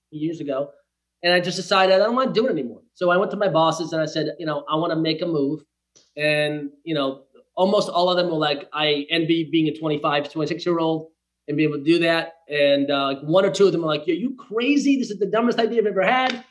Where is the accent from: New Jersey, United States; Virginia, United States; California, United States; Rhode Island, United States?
Rhode Island, United States; Bristol; now in Los Angeles, United States; a little village in Rhode Island called uh, Bristol. And so that's where I was born and raised